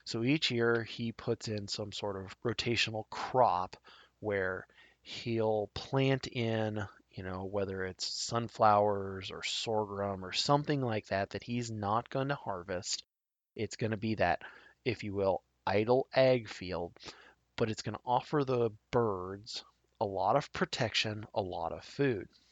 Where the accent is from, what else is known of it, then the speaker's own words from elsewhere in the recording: Tri Cities area, south central Nebraska, United States; I grew up in the south central part of the state particularly in the area called the Tri Cities area. The Tri Cities are Grand Island, Hastings, and Kearney